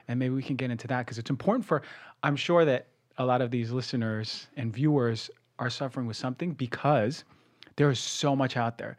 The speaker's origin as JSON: {"language": "English", "region": "New Jersey", "country": "United States", "said": "I come from New Jersey"}